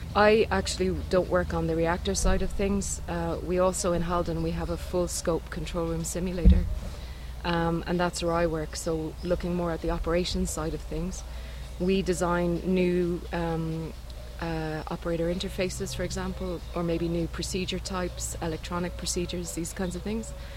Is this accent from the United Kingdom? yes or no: no; Ireland; moved away as an adult; now in Norway; I'm from Ireland originally, but now living in Norway. I've been there for three years.